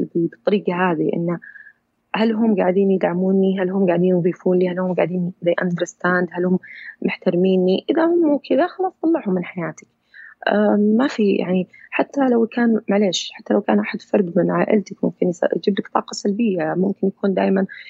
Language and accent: Arabic; Saudi Arabia; أنا من سعودية